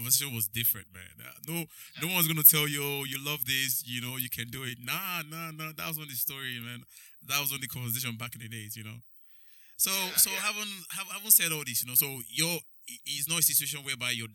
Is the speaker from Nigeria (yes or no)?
yes; Nigeria; moved away; when I was growing up in Nigeria